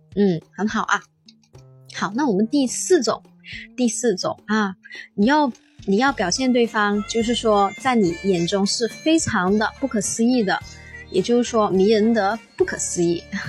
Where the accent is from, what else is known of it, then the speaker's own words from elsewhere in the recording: Guangzhou, Guangdong, China; accent: Cantonese-tinged Mandarin; 老师呢是广东人，啊，我是广州人，所以呢，可能呢我说话的时候呢，呃，就是说会带一点粤语的那种感觉